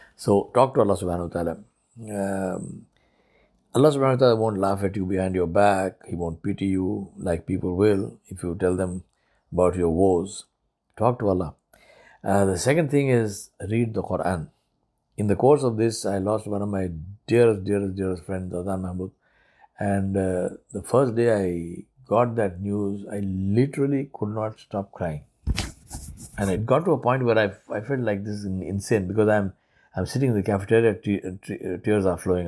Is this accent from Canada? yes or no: no; India; first language Urdu; English is a second language; moved away as an adult; also born or lived in Guyana; I'm from India.